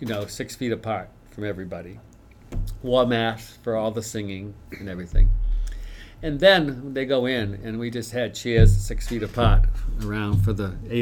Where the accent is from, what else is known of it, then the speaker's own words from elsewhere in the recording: inland Maine, United States; I grew up inland in Maine, where the snow is 6 feet deep.